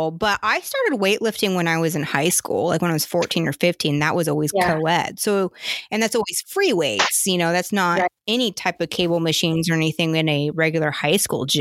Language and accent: English; Oregon, United States; now in South Carolina, United States; I'm from the Northwest. You know, I grew up in Oregon